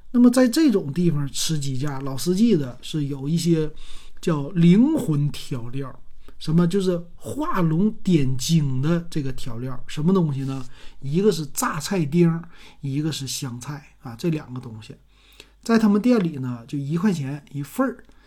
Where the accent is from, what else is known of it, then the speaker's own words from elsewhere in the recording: Shenyang, Liaoning, China; 咱们沈阳人